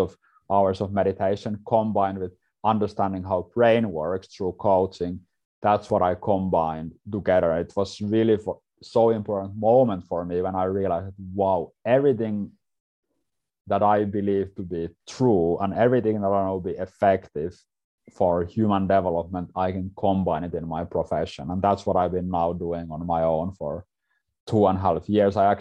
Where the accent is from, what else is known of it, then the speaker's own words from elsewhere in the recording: Finland; I'm from Finland, from Scandinavia